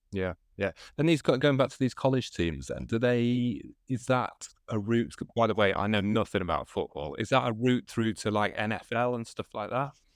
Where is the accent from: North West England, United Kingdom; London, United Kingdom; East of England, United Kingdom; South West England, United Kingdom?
North West England, United Kingdom; Manchester; I'm from Manchester in the U K